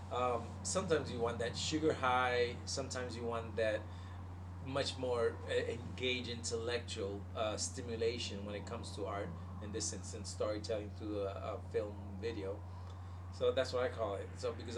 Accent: Puerto Rico; The only telenovela I got obsessed with that I made it when I was a kiddo in Puerto Rico, there's this one called the. And all y'all Puerto Ricans out there, you know

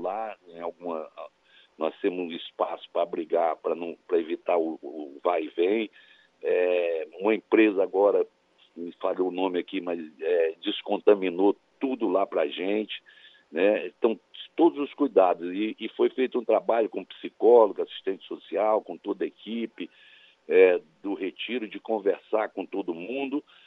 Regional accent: Cristalina, Goiás, Brazil; Cristalina, que foi onde eu nasci lá em Goiás

